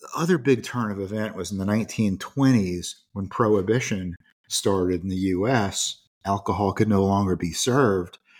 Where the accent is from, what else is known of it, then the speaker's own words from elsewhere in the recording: United States; as an American